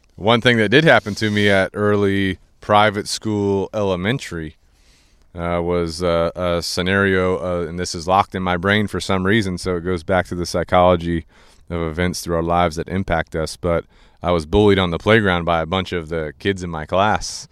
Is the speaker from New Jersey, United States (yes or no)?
no; Goose Creek, South Carolina, United States; we grew up in Goose Creek